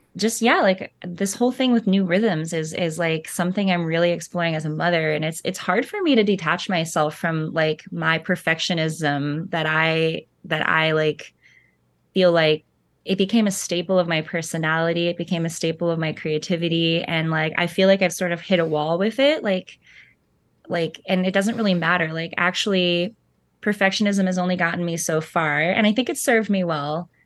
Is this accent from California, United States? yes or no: yes; Central Coast of California, United States; moved away as an adult; also born or lived in Montana / Laurel Canyon, Los Angeles; now in Nashville, United States; I was born on the central coast of California, and, um, my parents divorced when I was young, and so I spent time mostly there during the school year, like, um, north of Santa Barbara